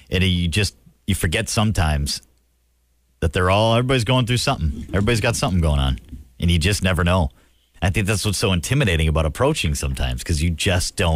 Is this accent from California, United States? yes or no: no; Chicago, Illinois, United States; I grew up in Chicago, and my brother worked at Midway Airport where the private